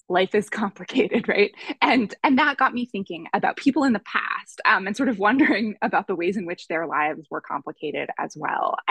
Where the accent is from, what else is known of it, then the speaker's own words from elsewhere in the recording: Boston, Massachusetts, United States; moved away as an adult; also born or lived in Berkeley, California; I grew up in the Boston area